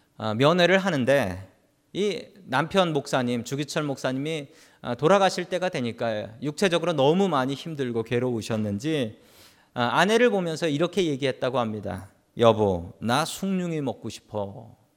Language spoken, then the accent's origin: Korean; South Korea; also born or lived in San Francisco area, United States; now in San Francisco, United States